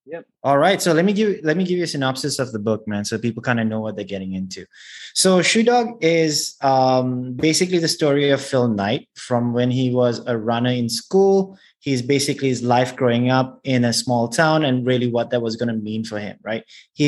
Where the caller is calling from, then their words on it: Singapore; I'm calling in from Singapore.